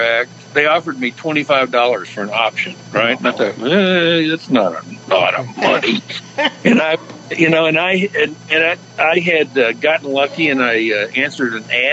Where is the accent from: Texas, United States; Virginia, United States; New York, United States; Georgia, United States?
Texas, United States; now in California, United States; I grew up in Texas